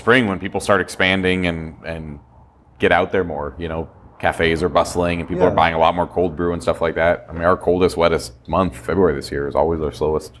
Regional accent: Colorado, United States; I'm from Colorado

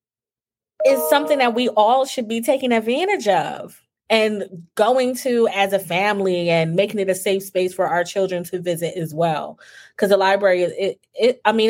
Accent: New Jersey, United States; now in Texas, United States; I'm originally from New Jersey. We're in Texas now.

